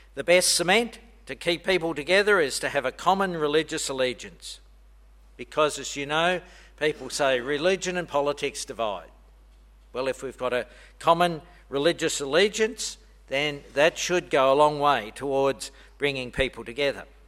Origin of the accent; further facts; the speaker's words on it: Australia; moved away; I'm Australian